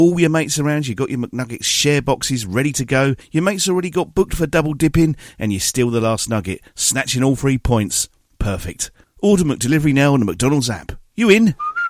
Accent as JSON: {"language": "English", "town": "Watford", "region": "East of England", "country": "United Kingdom", "tie": "born or raised there", "said": "it's been my hometown pretty much all my life"}